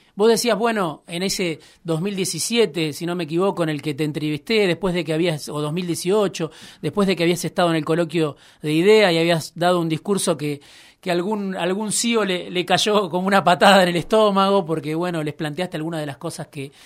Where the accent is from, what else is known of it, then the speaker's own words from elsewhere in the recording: Baradero, Buenos Aires Province, Argentina; en, mi pueblo, en Varadero, jugaba al fútbol